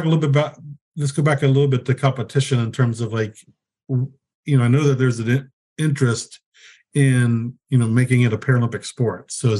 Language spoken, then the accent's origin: English; Fort Campbell, Kentucky, United States; born there; also born or lived in Hawaii; I was born in Fort Campbell, Kentucky, though.